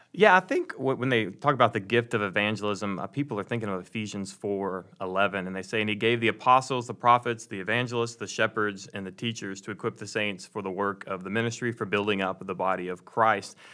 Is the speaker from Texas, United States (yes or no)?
yes; Dallas, Texas, United States; moved away; I'm originally from the Dallas, Texas area